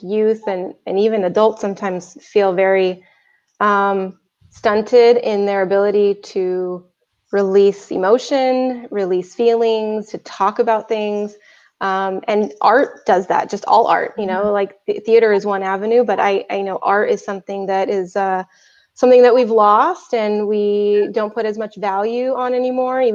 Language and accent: English; Anaheim, California, United States; now in Fullerton, United States; I grew up in Anaheim, and I don't live too far. I live in Fullerton now